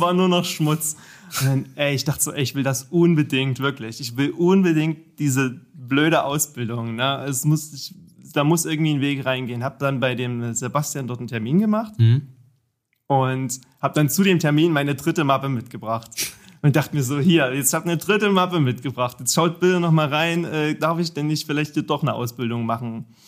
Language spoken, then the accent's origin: German; Vogtland, Saxony, Germany; also born or lived in Erfurt / Jena; now in Dresden, Germany; Ursprünglich komme ich tatsächlich aus dem Vogtland, hm. aus Sachsen. Ja, die, der Ort mit dem schlimmsten Dialekt wahrscheinlich in ganz Deutschland